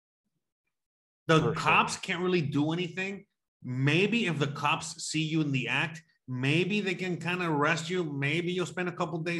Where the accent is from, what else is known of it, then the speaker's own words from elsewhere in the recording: Florida, United States; now in Mexico; I tell people I'm from Florida